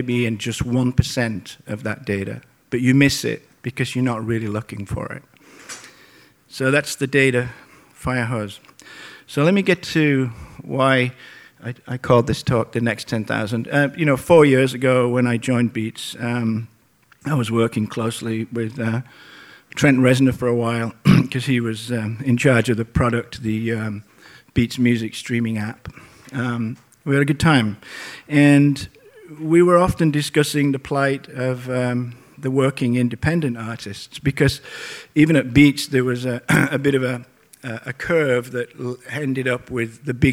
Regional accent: Portland, Oregon, United States; playing in my hometown at the Roseland Theater

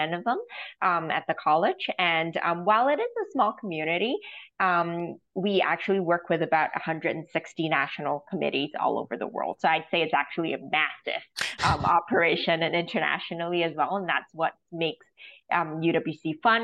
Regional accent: Hong Kong; I'm from Hong Kong

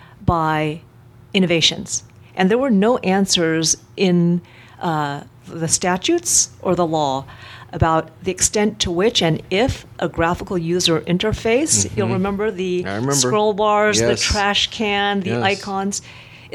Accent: Silicon Valley, California, United States; I was born and raised in the Silicon Valley

